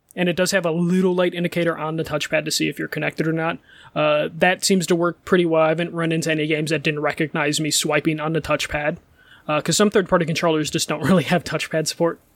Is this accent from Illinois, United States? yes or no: yes; Chicago, Illinois, United States; I'm Chicago